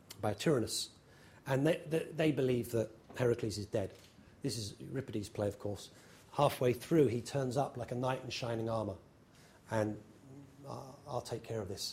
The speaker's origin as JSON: {"language": "English", "region": "England", "country": "United Kingdom", "moved": "yes", "lives_now": "New York, United States", "said": "I'm English"}